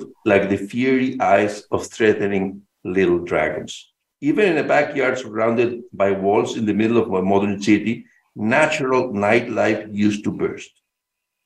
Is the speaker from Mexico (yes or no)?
yes; Mexico City, Mexico; I was born and raised in Mexico City, a very large city, as you know.